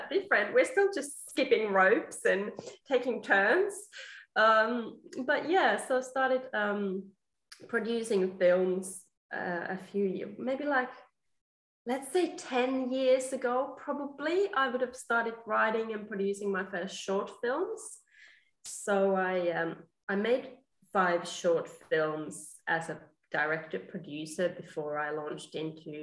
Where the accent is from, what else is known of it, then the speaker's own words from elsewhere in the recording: Finland; moved away as an adult; also born or lived in England / Australia; now in Melbourne, Australia; I grew up in Finland, and then I studied in England, and I have been in Australia for about 12 years now.